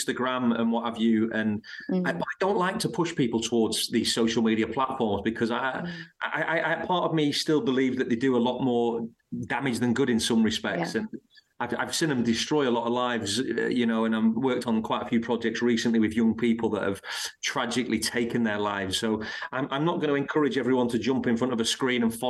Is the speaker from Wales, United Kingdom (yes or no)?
no; Blackpool, North West England, United Kingdom; moved away; I'm from a place in Lancashire called Blackpool